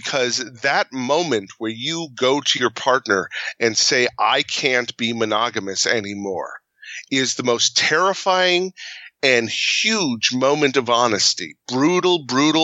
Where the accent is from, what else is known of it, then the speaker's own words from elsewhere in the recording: Midwest, United States; we're from the Midwest